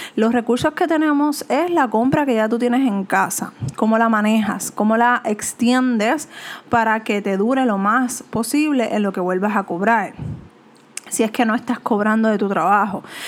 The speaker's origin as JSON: {"language": "Spanish", "country": "Puerto Rico", "said": "como latinos, como puertorriqueños"}